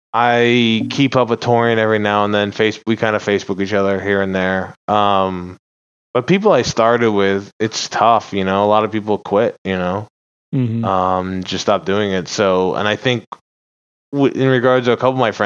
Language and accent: English; West Virginia, United States; moved away; also born or lived in Houston / Mountain View, California; I was born in West Virginia